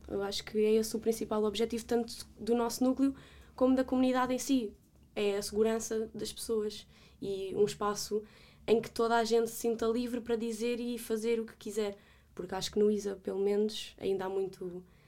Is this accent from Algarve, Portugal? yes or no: no; Vale de Milhaços, Setúbal, Portugal; sou da Margem Sul, de Valdemelhaços